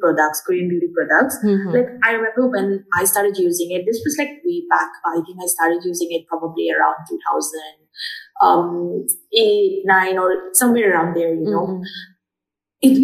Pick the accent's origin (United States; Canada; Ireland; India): India; Dimapur, Nagaland; growing up in Dimapur, which is in Nagaland